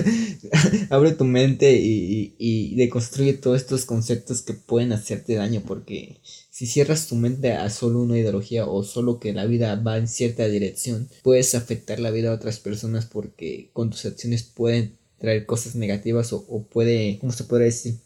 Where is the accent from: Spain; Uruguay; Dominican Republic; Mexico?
Mexico; nosotros que somos de México